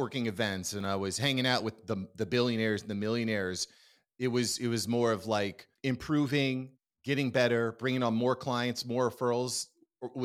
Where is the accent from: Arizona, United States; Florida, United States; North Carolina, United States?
Florida, United States; Miami Beach; my hometown, down here in sunny South Florida, Miami Beach